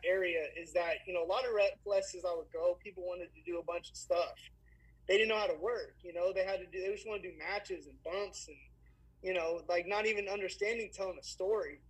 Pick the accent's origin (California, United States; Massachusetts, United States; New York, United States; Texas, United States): Texas, United States; Fort Worth; I was from Fort Worth